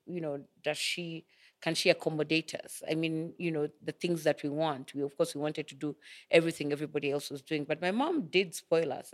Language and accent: English; Nairobi, Kenya; we grew up in Madaraka.